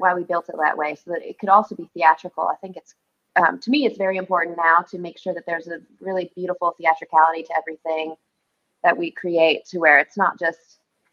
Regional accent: Kentucky, United States; I'm from Kentucky

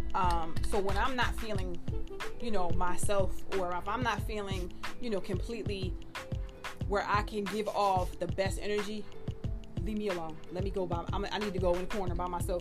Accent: Philadelphia, Pennsylvania, United States; I'm from Philly

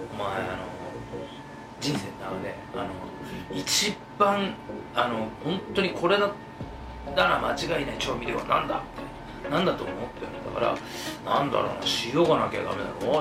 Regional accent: Kitakyushu, Fukuoka, Japan; 僕らも小倉の出身

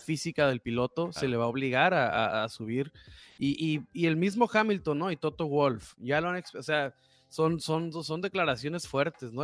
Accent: Tijuana, Baja California, Mexico; como somos de Tijuana

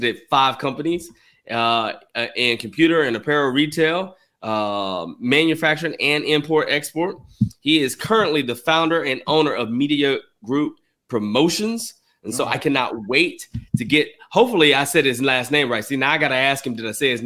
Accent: Arkansas, United States; Growing up in Arkansas

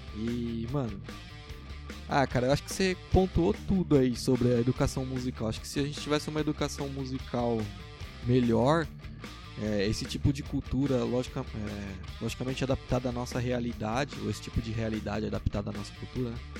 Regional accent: Guarulhos, São Paulo, Brazil; a gente é de Guarulhos, a gente é muito orgulhoso de ser de Guarulhos

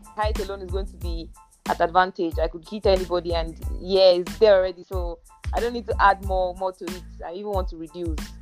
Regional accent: Ogun State, Nigeria; I'm from Ogun so, State. I'm Yoruba

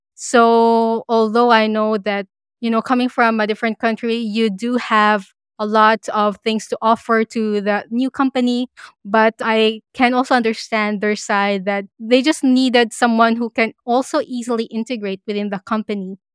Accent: Philippines; now in Australia; as a Filipino immigrant

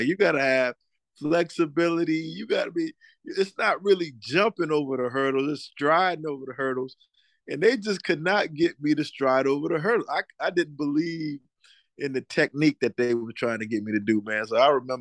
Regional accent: Moncks Corner, South Carolina, United States; I grew up in a town, Monk's Corner, South Carolina, outside of Charleston

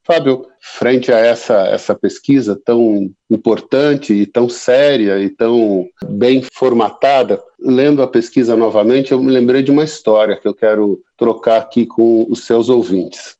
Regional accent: interior of São Paulo state, Brazil; eu sou do interior aqui do estado de São Paulo, e lá a gente fala menino como se estivesse referindo a criança

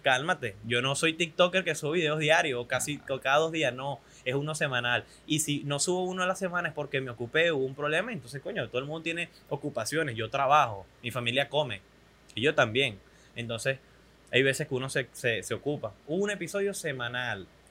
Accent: Venezuela; soy un venezolano promedio

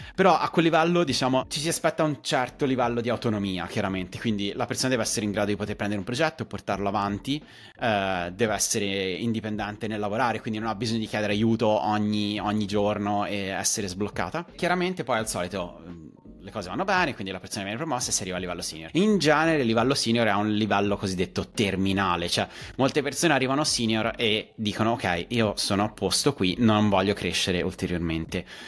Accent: a village outside Pisa, Tuscany, Italy; moved away as an adult; also born or lived in Germany / Sweden; now in London, United Kingdom; ho studiato a Pisa e dico che vengo da Pisa, però in realtà vengo da un paesino fuori Pisa che è tipo piccolissimo, 3.000 abitanti. Essendo nato e cresciuto in, nel, nella vita di paese

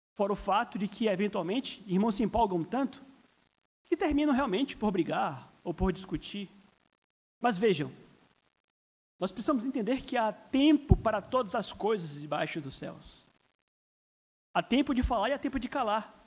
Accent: Brazil; somos cidadãos do Brasil, somos brasileiros

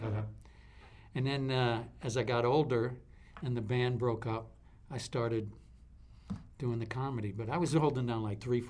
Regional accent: New Orleans, Louisiana, United States; I'm originally from New Orleans

